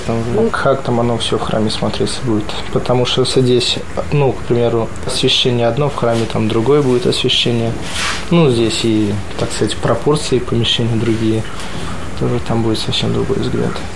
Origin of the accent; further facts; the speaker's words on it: Sharkawshchyna, Vitebsk Region, Belarus; moved away; Я из Витебской области, из Полоцкой епархии.